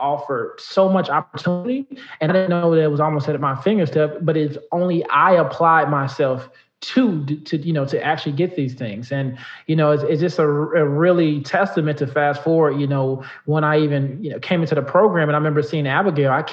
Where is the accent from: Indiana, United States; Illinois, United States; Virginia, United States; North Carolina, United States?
Illinois, United States; Chicago; I grew up in the south suburbs of Chicago